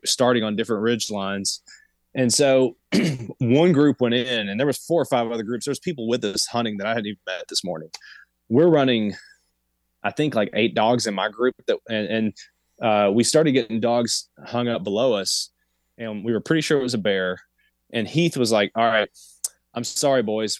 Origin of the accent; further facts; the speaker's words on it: Appalachia, United States; I'm from Appalachia. I'm in Appalachia right now